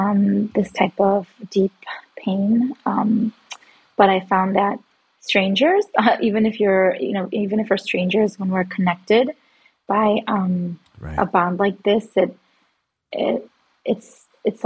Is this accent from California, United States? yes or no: no; Chicago, Illinois, United States; I am from Chicago, Illinois, and I live here with my husband, Mike